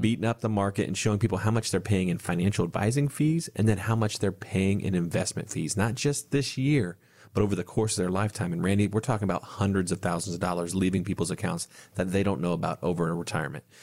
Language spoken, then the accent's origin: English; Bellefontaine, Ohio, United States; my hometown, uh, just outside Bell Fountain